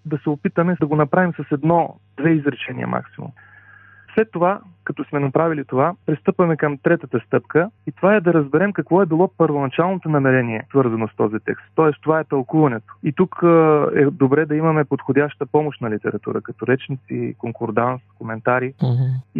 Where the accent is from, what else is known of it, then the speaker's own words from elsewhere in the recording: Dobrich, Dobrich Province, Bulgaria; now in Sofia, Bulgaria; Родом съм от Добрич, а по-настоящен съм пастор в една от адвентните църкви в София